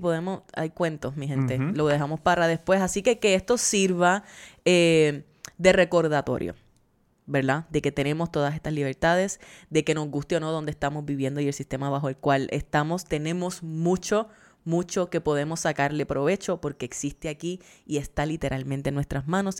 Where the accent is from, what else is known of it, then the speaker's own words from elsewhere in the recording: Puerto Rico; now in United States; somos puertorriqueños y seguimos teniendo la ciudadanía